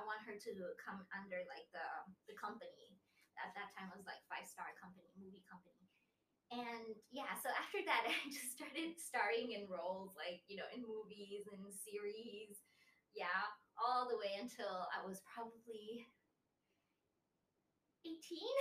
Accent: Thailand; also born or lived in Italy; I was born in Italy. And I came to Thailand when I was 6 years old.

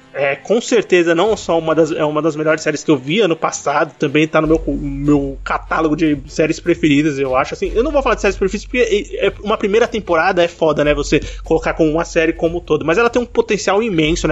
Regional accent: Brazil; eu sou brasileiro

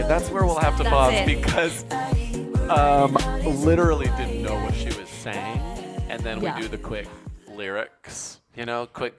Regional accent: Midwest, United States; moved away; I'm from the Midwest and I used to drive everywhere.

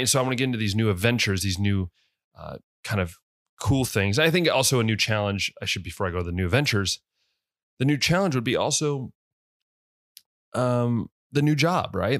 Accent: West Liberty, United States; moved away; I grew up in West Liberty

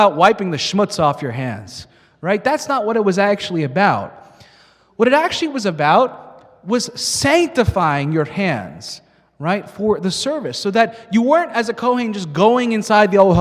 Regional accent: United States; as American Jews

